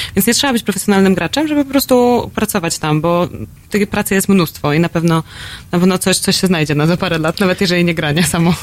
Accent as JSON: {"language": "Polish", "country": "Poland", "said": "jestem z Polski"}